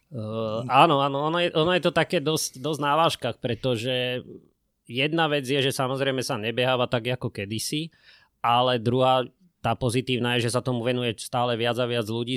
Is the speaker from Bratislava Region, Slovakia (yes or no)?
yes; Bratislava, Bratislava Region, Slovakia; ja som Vrbovčan, ja som Bratislavčan